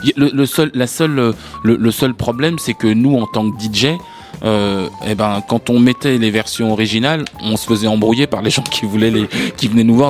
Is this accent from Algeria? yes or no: no; France; nous en tant que Français, on a grandi avec plein d'a priori